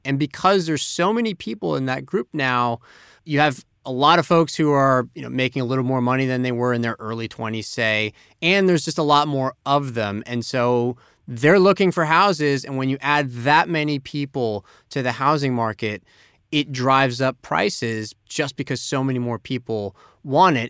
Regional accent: Tampa, Florida, United States; moved away; my hometown of Tampa, Florida

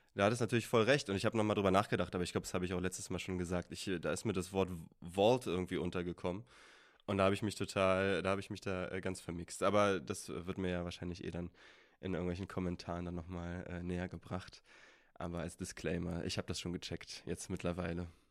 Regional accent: Berlin, Germany; also born or lived in Wales; wir kommen beide aus Berlin

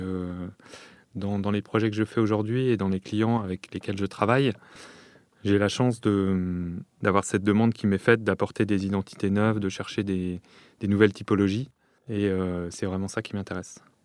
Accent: Lyon, Auvergne-Rhône-Alpes, France; j'ai grandi euh, à Lyon

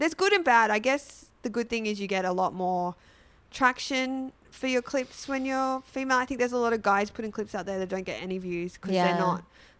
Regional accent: Sydney, New South Wales, Australia; I'm from Sydney.

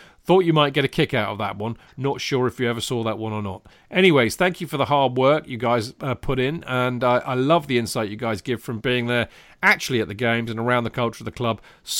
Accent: Orlando, Florida, United States; I am from Orlando, Florida in the States and only started supporting the Blues in 2010 since my family didn't grow up as huge football supporters.

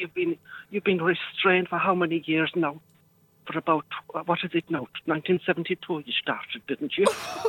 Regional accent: Munster, Ireland; I'm from County Cork.

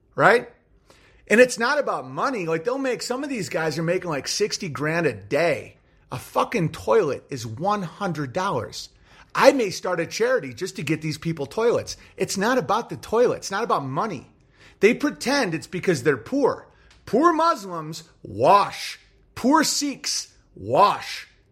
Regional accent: United States; I'm an American

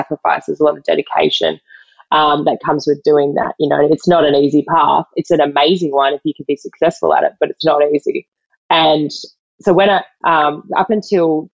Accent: Western Australia, Australia; I'm originally from Western Australia. I live back here now

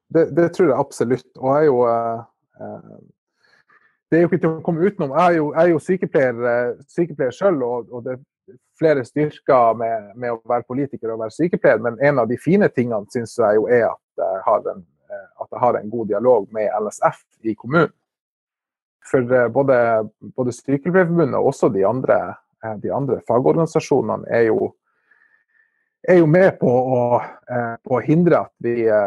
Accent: Narvik, Nordland, Norway; Jeg er jo fra Narvik og bor i Narvik

